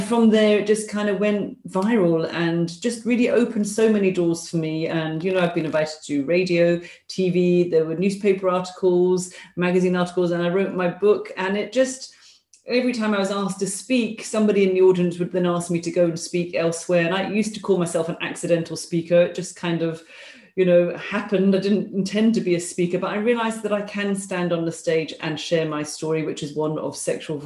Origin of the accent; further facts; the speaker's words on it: London, United Kingdom; moved away as an adult; now in Glasgow, United Kingdom; I'm a Londoner living up in Scotland.